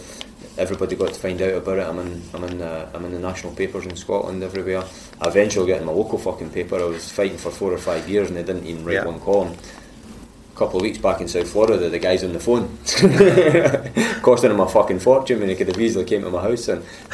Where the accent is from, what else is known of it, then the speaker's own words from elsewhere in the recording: Zagreb, City of Zagreb, Croatia; fighting in the UFC, top organisation in the world, and then fighting in my hometown and registering a knockout in front of the country